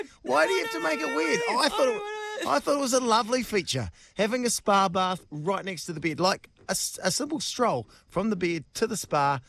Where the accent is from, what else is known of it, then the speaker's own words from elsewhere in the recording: Masterton, Wellington, New Zealand; moved away; I love Masterton. It's my hometown. It's where I grew up.